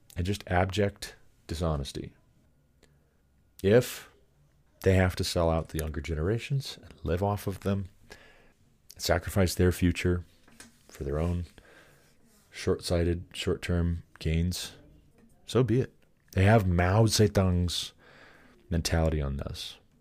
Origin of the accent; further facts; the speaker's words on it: Montana, United States; I moved back to my home state of Montana at twenty-five